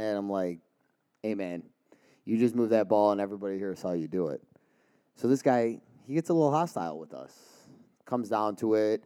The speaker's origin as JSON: {"language": "English", "town": "Cleveland", "region": "Ohio", "country": "United States", "said": "we're from Cleveland."}